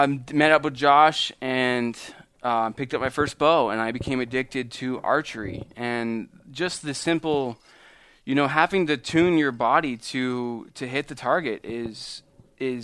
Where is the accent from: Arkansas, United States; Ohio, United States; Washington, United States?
Arkansas, United States; moved away; I'm originally from Arkansas. Grew up with a raccoon as a pet